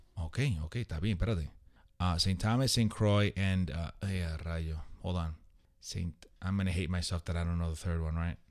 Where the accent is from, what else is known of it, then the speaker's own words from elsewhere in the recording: Puerto Rico; I'm proud to be Puerto Rican